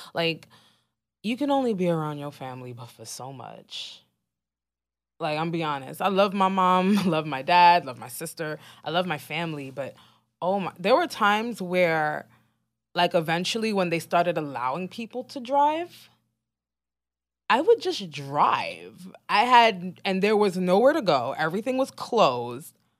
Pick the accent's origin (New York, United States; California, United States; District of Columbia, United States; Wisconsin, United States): New York, United States; New York City; as a New Yorker